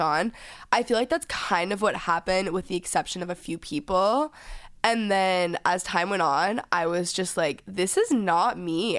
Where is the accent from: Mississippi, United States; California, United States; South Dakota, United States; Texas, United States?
Texas, United States; now in Los Angeles, United States; growing up in Texas